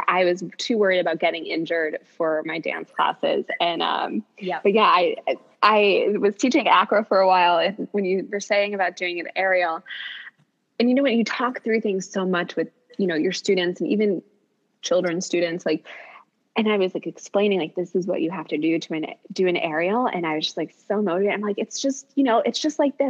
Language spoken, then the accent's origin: English; New York City, New York, United States; as a New Yorker